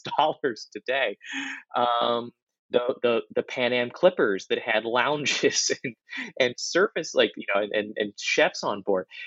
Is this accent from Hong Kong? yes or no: yes; Hong Kong; I'm just old enough to have taken to have flown into Kai Tak when I was growing up in Hong Kong